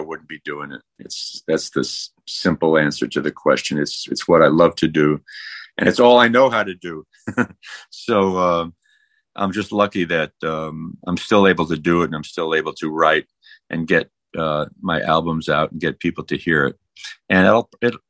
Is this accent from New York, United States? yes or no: yes; New York, United States; I was born in the Bronx